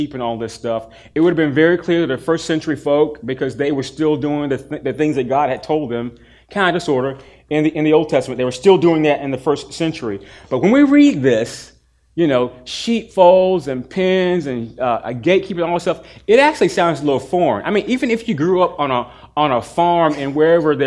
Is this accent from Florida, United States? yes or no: no; Durham, North Carolina, United States; also born or lived in Chapel Hill; I grew up in Durham, but I spent every weekend and almost all my summers in the country of Chapel Hill.